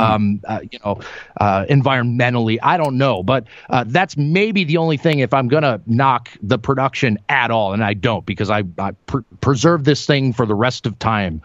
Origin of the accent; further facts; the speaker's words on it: Minneapolis, Minnesota, United States; now in Iowa, United States; growing up in the upper Midwest here in the United States, I grew up in Minneapolis, Minnesota